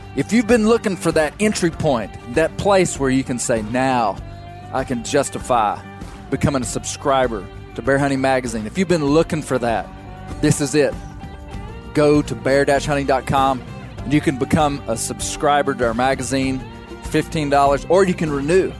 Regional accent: Western Arkansas, United States; I'm from Western Arkansas

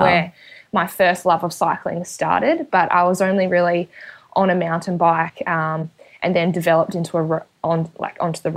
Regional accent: Perth, Tasmania, Australia; moved away as an adult; now in Adelaide, Australia; I am from Perth, Tasmania. So there's a small country town, probably about 15 minutes out of Launceston.

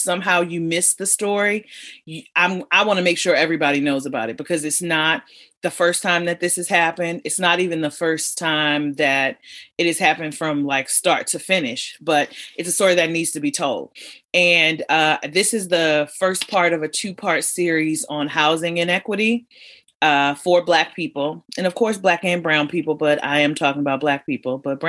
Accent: Los Angeles, California, United States; I grew up in L.A.

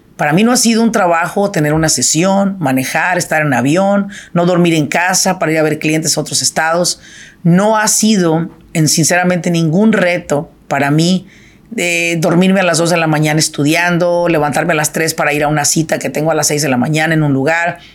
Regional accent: Michoacán, Mexico; now in Irvine, United States; yo soy de Michoacán

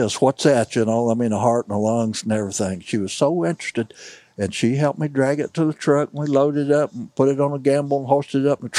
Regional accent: St. James, Missouri, United States; I'm from St. James. I've run into people from Cuba, Steelville, Sullivan. That's all 10 to 30 miles from me.

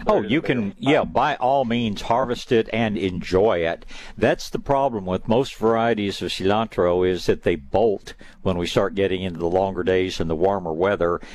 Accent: East Tennessee, United States; now in Texas, United States; I spent some years growing up in East Tennessee

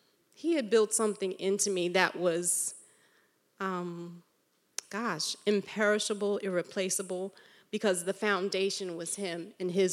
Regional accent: New York, United States; I grew up in New York

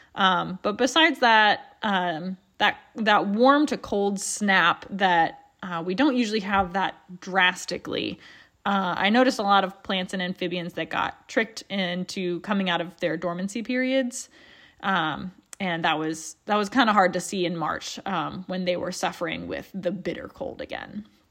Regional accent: Appalachia, United States; being Appalachian

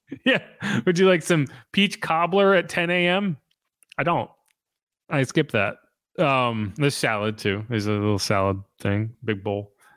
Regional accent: New England, United States; I'm from New England

